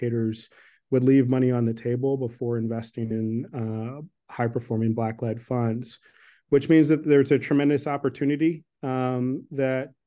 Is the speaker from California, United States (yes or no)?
no; Washington, District of Columbia, United States; I grew up in Washington, D.C.